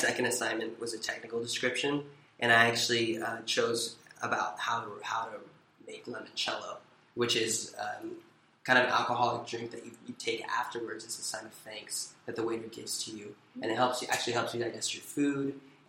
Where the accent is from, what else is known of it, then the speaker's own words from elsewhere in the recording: Porterville, California, United States; I'm from Porterville, California in the Central Valley.